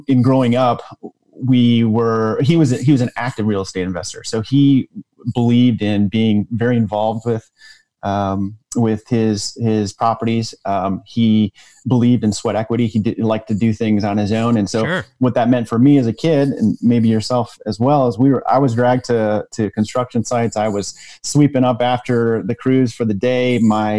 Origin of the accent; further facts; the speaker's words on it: Michigan, United States; grew up in Michigan